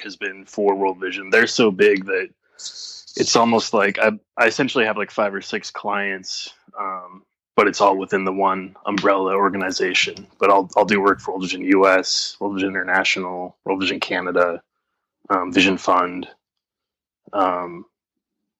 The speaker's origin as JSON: {"language": "English", "town": "Boise", "region": "Idaho", "country": "United States", "said": "I'm from Boise, Idaho."}